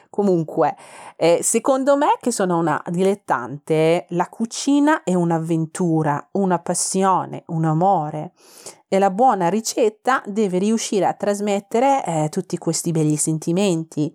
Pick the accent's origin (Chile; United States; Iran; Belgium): Iran; Tehran, Tehran Province; Italian is a second language; moved away as an adult; now in Milan, Italy; sono iraniana, vengo da Teheran, la capitale iraniana